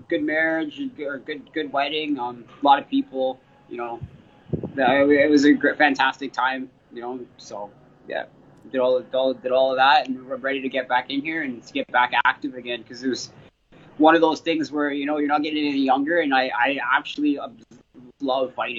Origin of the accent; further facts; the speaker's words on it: Canada; also born or lived in London, Ontario / Toronto; being a Canadian fighter